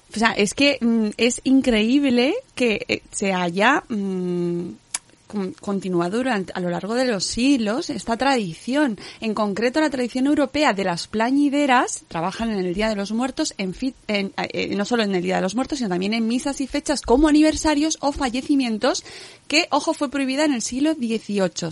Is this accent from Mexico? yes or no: no; Extremadura, Spain; mi pueblo está en Extremadura